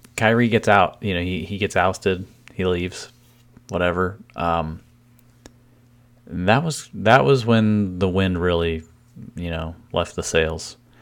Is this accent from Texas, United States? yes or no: no; Cleveland, Ohio, United States; my hometown team